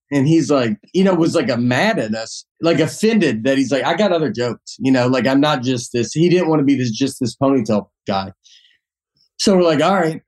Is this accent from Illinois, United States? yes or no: no; Old Hickory, Tennessee, United States; moved away as an adult; also born or lived in New York; I'm from Old Hickory, Tennessee